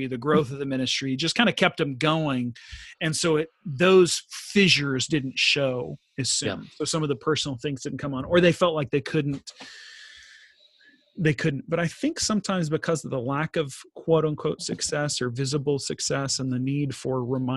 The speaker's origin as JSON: {"language": "English", "region": "Texas", "country": "United States", "moved": "yes", "said": "We're both from Texas"}